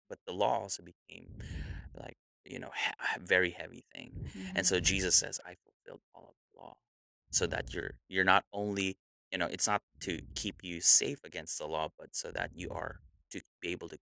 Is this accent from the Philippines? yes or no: yes; Philippines; I'm Filipino. So it's kuya and ate, big brother and big sister